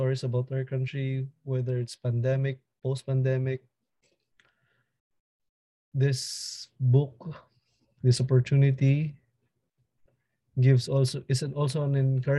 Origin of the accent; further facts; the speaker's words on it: Manila, Metro Manila, Philippines; from Manila, Philippines.